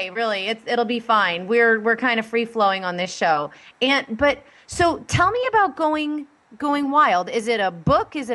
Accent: Ireland; I just love everything about Scotland because, well, I'm Irish, so, well

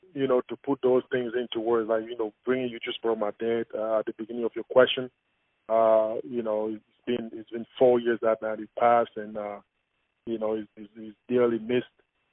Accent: Cameroon; everything that I encountered growing up in Cameroon has made me who I am today, every single thing.

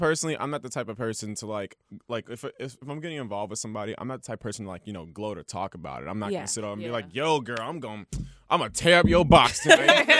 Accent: Los Angeles, California, United States; I'm from Los Angeles, California. Oh, okay. Born and raised in California. On my mother's side is Igbo.

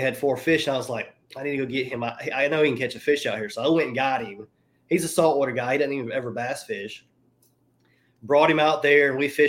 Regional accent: Mobile, Alabama, United States; I'm from Mobile, Alabama. So most of my friends down here do saltwater fishing

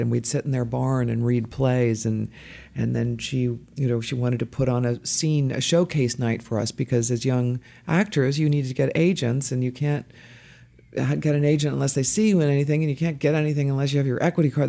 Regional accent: Dayton, Ohio, United States; also born or lived in Boston, Massachusetts / Cincinnati, Ohio; we moved to Dayton, Ohio, and that's where I grew up

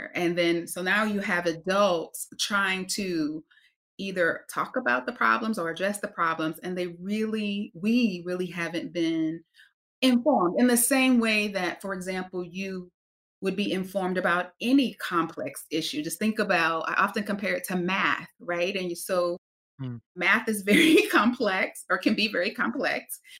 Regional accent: North Carolina, United States; So I am originally from North Carolina, grew up in the South, which is quite meaningful to the work that I do.

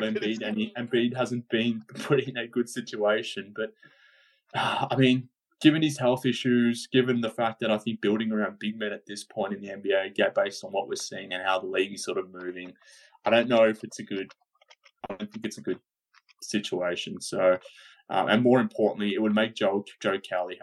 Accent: Australia; I'm Australian

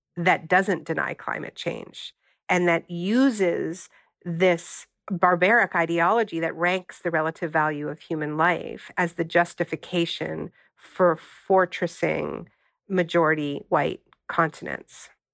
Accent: Canada; moved away; I'm originally from Canada

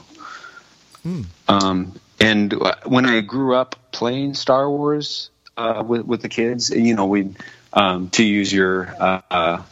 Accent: Arizona, United States; I grew up in Arizona in the desert

